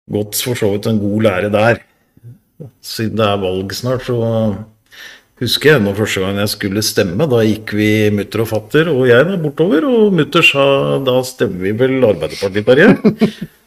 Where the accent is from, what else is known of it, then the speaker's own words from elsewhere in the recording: Oslo, Norway; jeg er jo oppsalget.